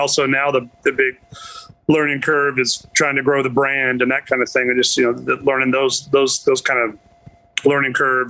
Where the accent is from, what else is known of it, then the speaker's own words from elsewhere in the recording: Alabama, United States; also born or lived in Missouri; For the most part, I was born in Missouri, but my father was a military man, so we moved around a little bit. But spent most of our time in two different, first in the Army in Fort Rucker, Alabama, and then in the Air Force in Montgomery, Alabama.